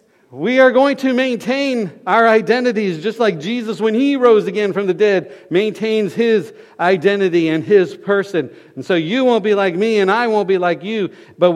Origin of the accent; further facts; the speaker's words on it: Florida, United States; moved away; I grew up in Florida